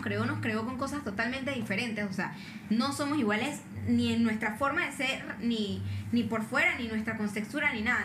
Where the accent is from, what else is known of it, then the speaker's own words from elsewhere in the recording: Panama; ¿de dónde eres? Y yo dije, no, de Panamá